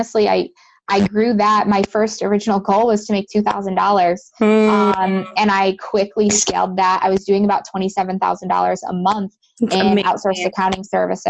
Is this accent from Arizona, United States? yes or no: no; Western New York, United States; I'm originally from Western New York, and I'm pretty close to Buffalo